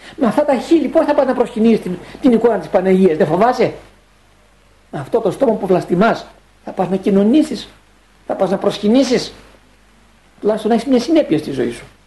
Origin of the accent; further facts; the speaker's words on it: Greece; έχουμε σαν Έλληνες